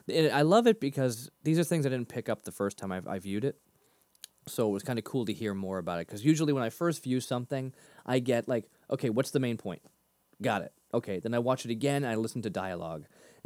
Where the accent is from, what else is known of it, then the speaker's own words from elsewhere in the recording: Massachusetts, United States; I taught myself to get my R's back. I grew up near Boston. But I taught myself to get my R's back when I was about 11.